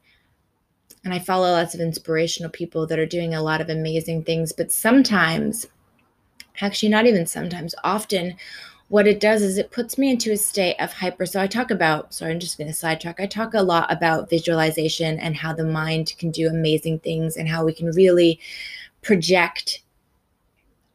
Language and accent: English; Canada; now in Australia; I'm a Canadian living in Australia